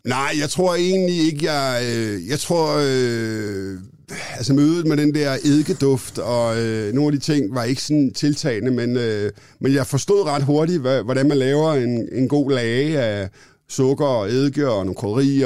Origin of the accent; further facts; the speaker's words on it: Copenhagen, Capital Region of Denmark, Denmark; also born or lived in London; jeg er københavnerdreng, jeg er, mm. er født i det, der hedder København K